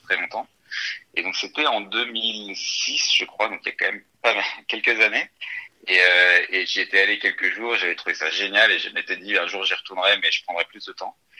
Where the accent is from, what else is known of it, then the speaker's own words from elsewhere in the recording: northern France, France; moved away as an adult; now in Paris, France; je viens du nord de la France, d'une famille euh, tout à fait normale